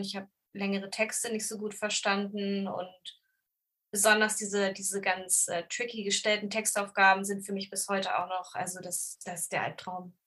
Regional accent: Braunschweig, Lower Saxony, Germany; moved away as an adult; also born or lived in Hannover / Göttingen; now in Hamburg, Germany; also ich komme aus Braunschweig

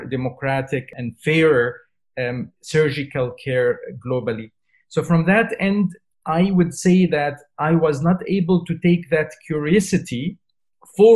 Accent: Syria; moved away as an adult; now in United Kingdom; I come from Syria. So when I was a doctor trainee in Syria, when I left Syria and I came to the UK

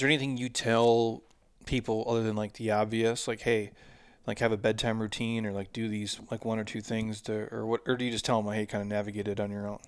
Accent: Midwest, United States; I grew up in the Midwest

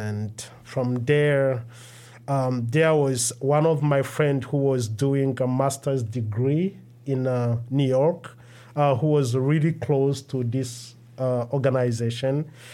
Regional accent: Rwanda; moved away as an adult; also born or lived in Democratic Republic of the Congo; now in Minnesota, United States; I was born in Democratic Republic of Congo, and I grew up in Rwanda because I fled in 1996 uh, from my country and spent the rest of my life uh, in Rwanda before I moved.

